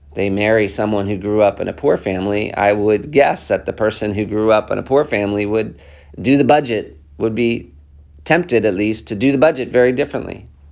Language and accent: English; United States; accent: American; also born or lived in Africa; I have this American accent